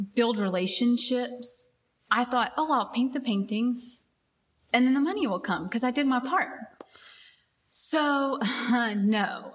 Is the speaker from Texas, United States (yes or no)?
yes; Abilene, Texas, United States; I grew up in West Texas in a very small town